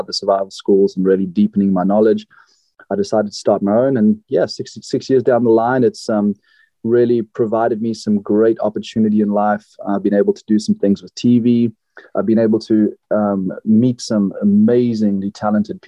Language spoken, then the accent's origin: English; South Africa; moved away as an adult; also born or lived in Tanzania / Florida, United States / California, United States; now in Oregon, United States; When I was a kid, I grew up between Tanzania and South Africa. I was born in South Africa.